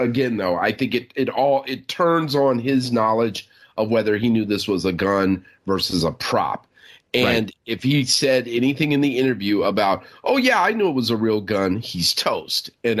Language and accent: English; New York, United States; You know, I'm a New Yorker, so I'm going to ask my Manhattan-based lawyer friend, get his advice.